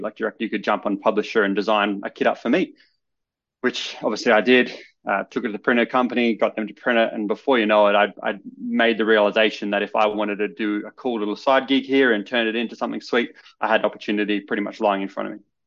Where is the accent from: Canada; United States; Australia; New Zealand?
Australia; Adelaide, South Australia; I grew up in Adelaide, which is the capital city of South Australia